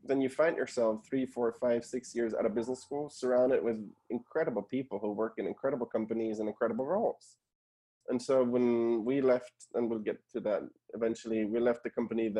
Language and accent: English; Germany; moved away as an adult; also born or lived in Argentina (parents); now in United States; I was born and raised in Germany originally. My parents are from Argentina